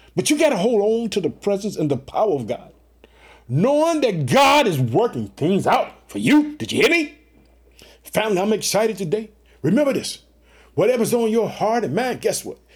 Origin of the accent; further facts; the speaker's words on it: Illinois, United States; also born or lived in Chicago; The state of Illinois, which is my home state, I reside in the city of Chicago.